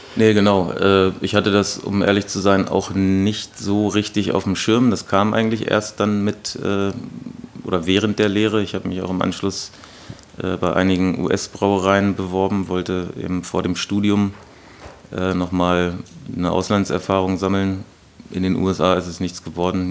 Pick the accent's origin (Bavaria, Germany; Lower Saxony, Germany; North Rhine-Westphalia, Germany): Lower Saxony, Germany; Gifhorn; also born or lived in Berlin; now in Hannover, Germany; ich komme aus dem Raum Gifhorn. Das ist also zwischen Braunschweig und Hannover